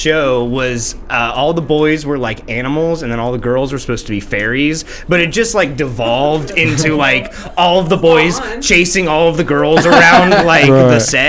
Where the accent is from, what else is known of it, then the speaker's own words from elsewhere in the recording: Placerville, California, United States; we had a pretty good community theater in the town that I grew up in Placerville, California.